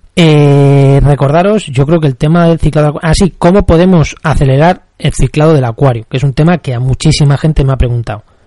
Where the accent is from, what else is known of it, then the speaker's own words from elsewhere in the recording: Castilla-La Mancha, Spain; yo soy de La Mancha